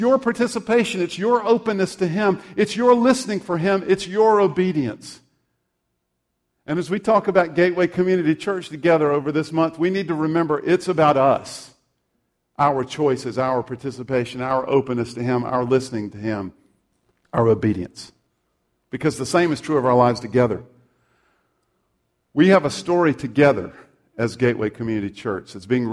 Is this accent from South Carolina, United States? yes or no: yes; South Carolina, United States; moved away; I'm from South Carolina